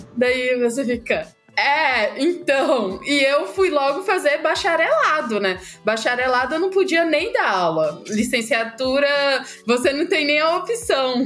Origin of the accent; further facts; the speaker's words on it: Ceará, Brazil; eu sou cearense, eu sempre gosto de começar dizendo de onde eu venho. É, e além de vir do Ceará